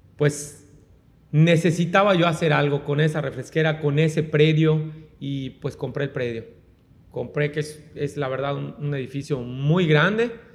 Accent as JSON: {"language": "Spanish", "country": "Mexico"}